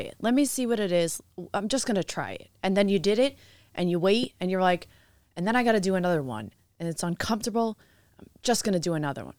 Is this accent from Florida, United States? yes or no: no; New York, United States; I'm originally from New York